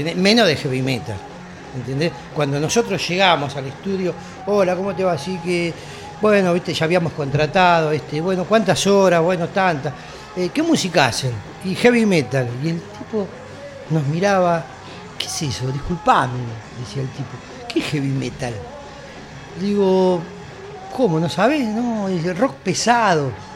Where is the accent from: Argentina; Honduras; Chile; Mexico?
Argentina; en Argentina nos quedamos